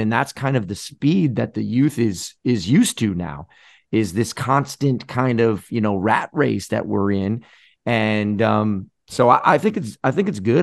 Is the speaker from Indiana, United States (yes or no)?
no; Florida, United States; growing up in Florida